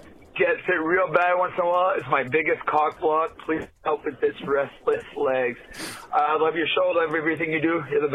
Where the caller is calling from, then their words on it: New Brunswick, Canada; I'm calling from New Brunswick, Canada.